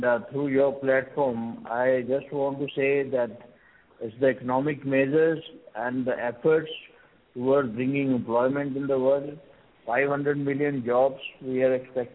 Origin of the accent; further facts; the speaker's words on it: India; I am from India.